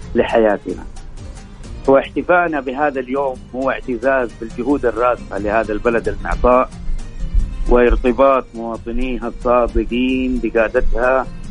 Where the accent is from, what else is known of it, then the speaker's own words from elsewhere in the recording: Saudi Arabia; وفرحتنا به كسعوديين